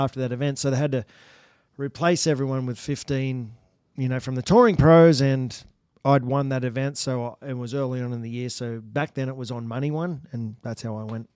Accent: Australia; moved away as an adult; now in United States; I come from Australia

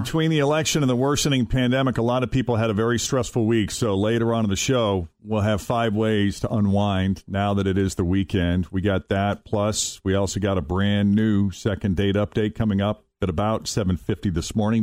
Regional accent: New England, United States; growing up in New England

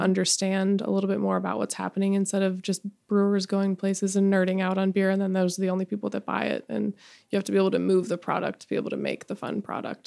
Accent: Edwards, Colorado, United States; I'm from the mountains in Colorado, a little ski town

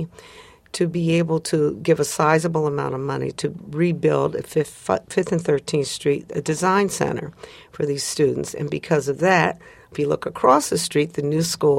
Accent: outside of Chicago, Illinois, United States; growing up outside of Chicago, Proviso High School

